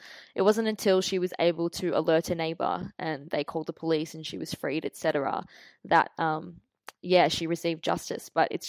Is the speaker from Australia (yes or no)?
yes; Melbourne, Victoria, Australia; We're from Melbourne.